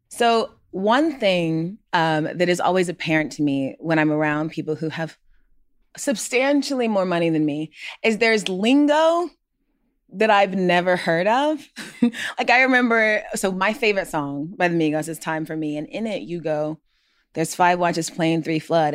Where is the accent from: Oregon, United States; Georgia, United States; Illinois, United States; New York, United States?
Georgia, United States; Gwinnett County; we are both from Gwinnett County, Georgia.